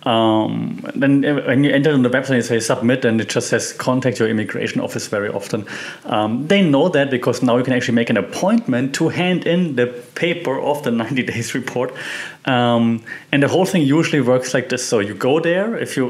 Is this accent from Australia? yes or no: no; Germany; moved away as an adult; also born or lived in Austria; now in Thailand; I'm from Germany, we are famous for bureaucracy